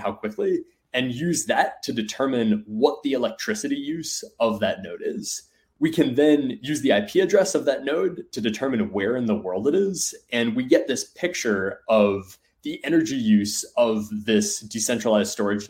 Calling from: Seattle, Washington, United States; In outside of Seattle.

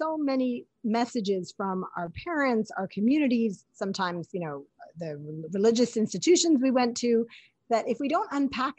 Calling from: New York City, New York, United States; New York City, baby.

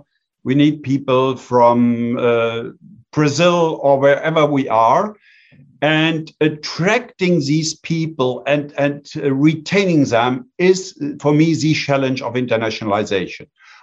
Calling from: Bonn, North Rhine-Westphalia, Germany; I am calling in from Bonn, Germany.

